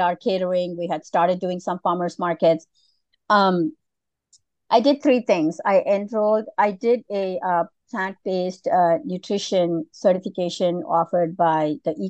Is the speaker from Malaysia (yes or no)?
yes; Malaysia; moved away; I was born and raised in Malaysia